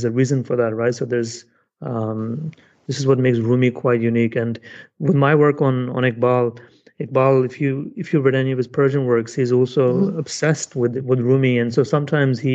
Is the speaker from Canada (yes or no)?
no; United Kingdom; I'm British